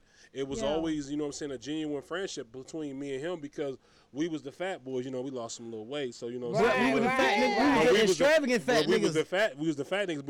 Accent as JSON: {"language": "English", "region": "Ohio", "country": "United States", "tie": "born or raised there", "moved": "yes", "said": "I was originally from Ohio. That's where I'm born and bred."}